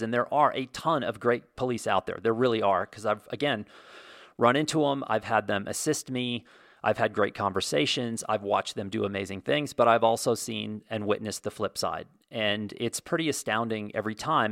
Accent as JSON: {"language": "English", "country": "United States", "also_born_or_lived": "Santa Fe, New Mexico", "said": "I can only speak to being an American and living here"}